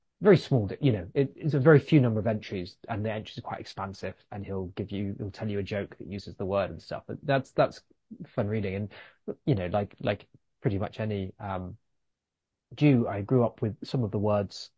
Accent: London, United Kingdom; also born or lived in New York; I grew up in West London

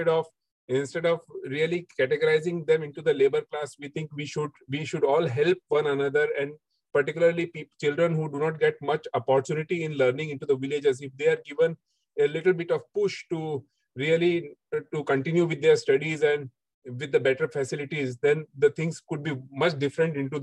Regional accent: Mumbai, Maharashtra, India; also born or lived in Dubai; back at our home in Mumbai with my parents

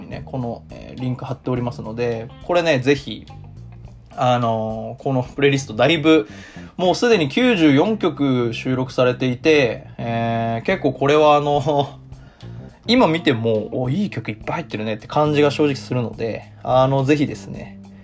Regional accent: Tokyo, Japan; moved away as an adult; now in Osaka, Japan; 東京に住んで東京で育って今大阪に住んでる

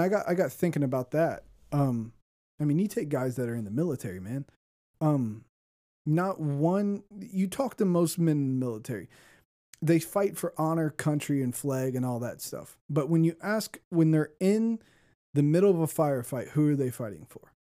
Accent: Ohio, United States; moved away as an adult; I'm from Ohio

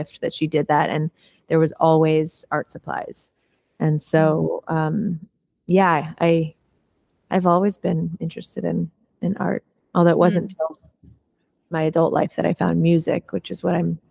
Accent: Los Angeles, California, United States; I actually was raised right here, not in Topanga, but in Los Angeles. I was born in the Valley, born in Tarzana.

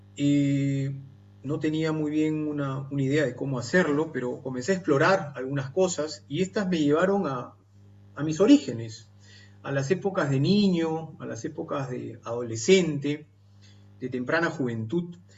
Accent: Peru

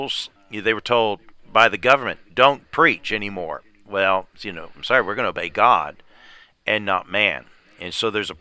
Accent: United States; I'm an American

